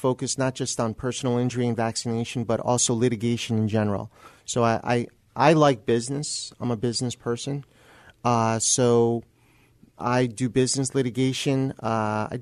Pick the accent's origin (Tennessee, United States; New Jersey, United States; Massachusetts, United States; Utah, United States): New Jersey, United States; moved away as an adult; also born or lived in Texas / San Antonio; I'm originally from New Jersey